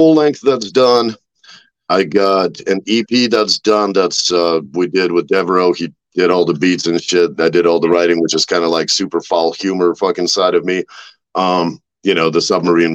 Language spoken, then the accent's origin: English; Russia; I'm from Russia